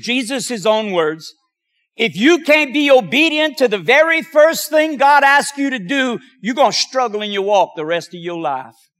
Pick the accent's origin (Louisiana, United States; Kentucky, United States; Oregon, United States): Louisiana, United States; Cajun; being Cajun